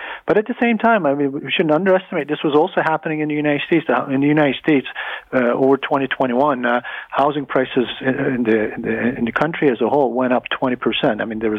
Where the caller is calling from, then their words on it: Halifax, Nova Scotia, Canada; I'm calling in from Halifax.